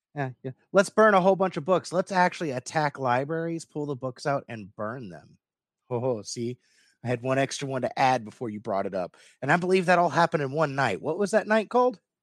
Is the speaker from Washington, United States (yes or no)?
no; Louisville, Kentucky, United States; my birth city is Louisville.